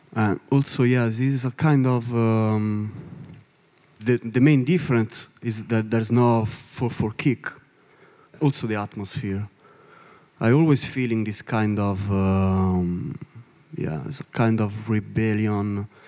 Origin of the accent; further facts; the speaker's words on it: Italy; English is a second language; from Italy. From Italy